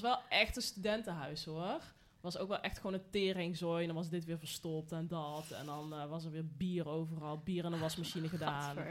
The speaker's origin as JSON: {"language": "Dutch", "region": "North Brabant", "country": "Netherlands", "said": "Ja, ik kom uit Brabant"}